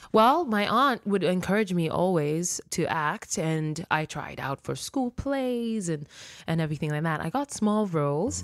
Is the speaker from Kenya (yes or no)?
yes; Nairobi, Kenya; first language Luo; English is a second language; moved away; also born or lived in Mexico City, Mexico; I was born in Mexico, Mexico City, and I was raised in Nairobi, Kenya